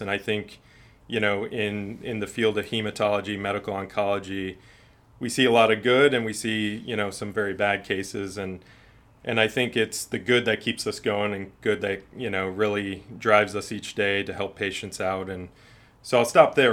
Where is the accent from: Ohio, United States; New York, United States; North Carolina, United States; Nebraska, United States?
Ohio, United States; Ashtabula; also born or lived in Chicago, Illinois; now in Florida, United States; I grew up in Ashtabula, Ohio. It's a, a city in northeast Ohio near Cleveland.